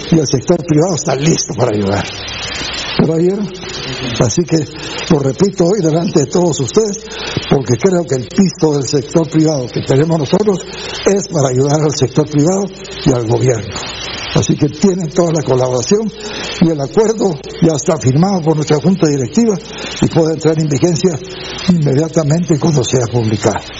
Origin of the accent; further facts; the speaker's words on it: Guatemala; todos los que somos guatemaltecos y que queremos a Guatemala